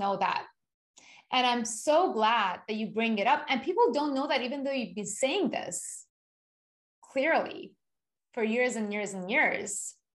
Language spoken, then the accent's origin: English; Iran; also born or lived in Japan; now in United States; not being from America, I was born and raised in Iran